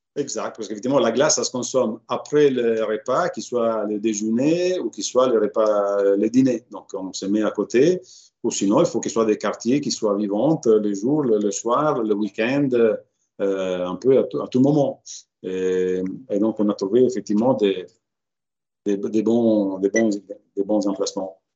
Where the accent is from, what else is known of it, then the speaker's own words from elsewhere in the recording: Reggio Emilia, Emilia-Romagna, Italy; moved away as an adult; now in Paris, France; ma ville natale de Reggio Emilia